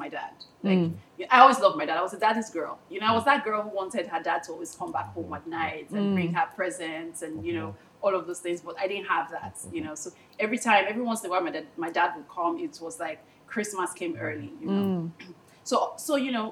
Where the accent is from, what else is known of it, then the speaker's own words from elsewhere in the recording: Delta, Nigeria; moved away; I'm from Delta State